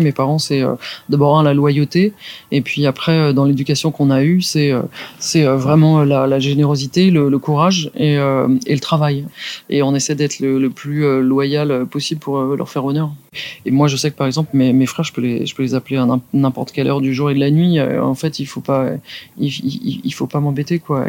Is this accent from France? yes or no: yes; Saint-Germain-en-Laye, Île-de-France, France; also born or lived in Poissy / Andrésy; je suis né à Saint-Germain-en-Laye